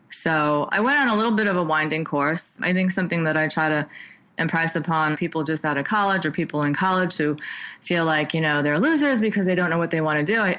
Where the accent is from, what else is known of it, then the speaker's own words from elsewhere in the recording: New York, United States; moved away; I was from New York and I kind of came out as a youngster who kind of wanted to get a feel for the technology field.